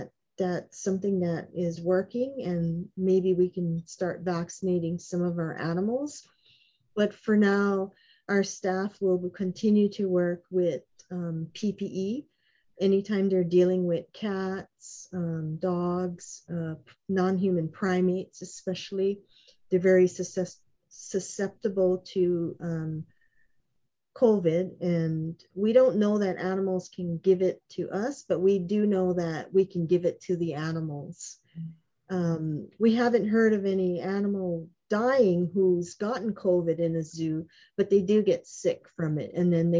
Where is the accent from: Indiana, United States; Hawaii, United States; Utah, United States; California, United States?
Hawaii, United States; Honolulu; I was raised on Waialua Street, just down the road from Stevenson